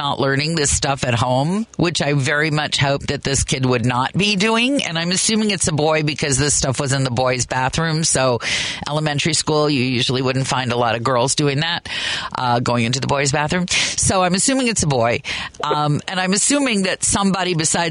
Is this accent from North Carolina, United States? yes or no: no; Kansas, United States; now in Chicago, United States; I grew up in Kansas